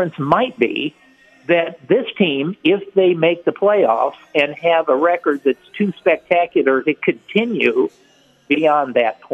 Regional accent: St. Louis, Missouri, United States; growing up in the St. Louis area

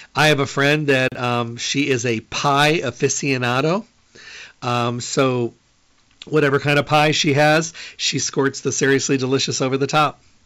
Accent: Midwest, United States; I'm from the Midwest

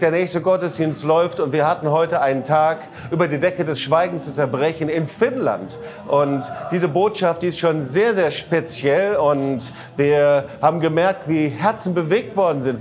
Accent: Germany; ich auch als Deutscher

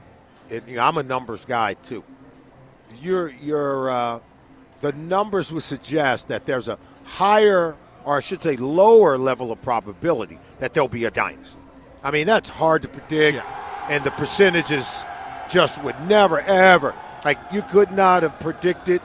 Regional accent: Compton, California, United States; I'm a West Coast guy. Born and raised in Compton, California

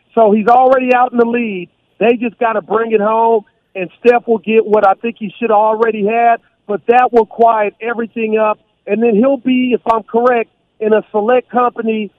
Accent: Bay Area, California, United States; I'm from the Bay Area

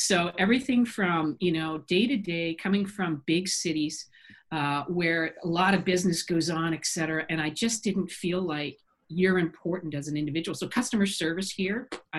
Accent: Ottawa, Ontario, Canada; moved away as an adult; now in Victoria, Canada; I grew up, I'm a hometowner from Ottawa, Ontario, used to outdoor activities as a kid

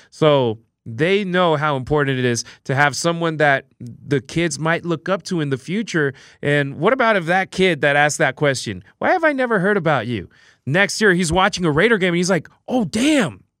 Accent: Los Angeles, California, United States; moved away as an adult; now in Las Vegas, United States; I moved in here, and I'm originally from Los Angeles

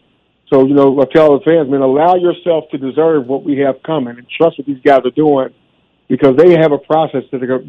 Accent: Louisville, Kentucky, United States; I'm from Louisville, Kentucky.

